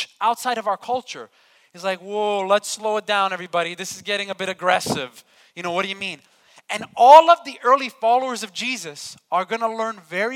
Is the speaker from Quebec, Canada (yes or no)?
yes; Montreal, Quebec, Canada; now in Sarnia, Canada; I grew up in Montreal, Quebec